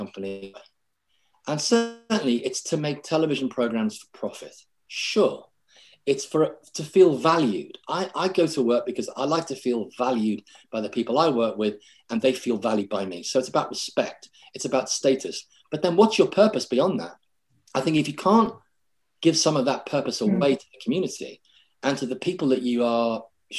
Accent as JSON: {"language": "English", "town": "Liverpool", "region": "North West England", "country": "United Kingdom", "tie": "born or raised there", "said": "being a Scouser, you know, coming from Liverpool in the 60s, and my mum was a waitress, and my dad worked in a factory"}